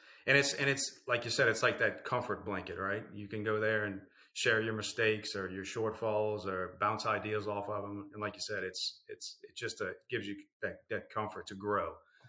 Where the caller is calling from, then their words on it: New Orleans, Louisiana, United States; New Orleans.